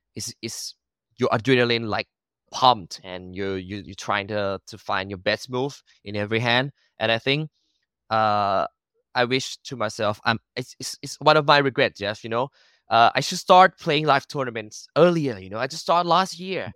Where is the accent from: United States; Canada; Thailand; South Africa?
Thailand; Bangkok; first language Thai; English is a second language; I was born and raised in Bangkok